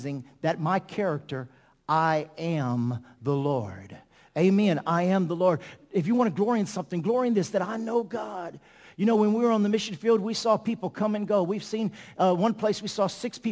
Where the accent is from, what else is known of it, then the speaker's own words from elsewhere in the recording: Ville Platte, Louisiana, United States; we're from Ville Platte, Louisiana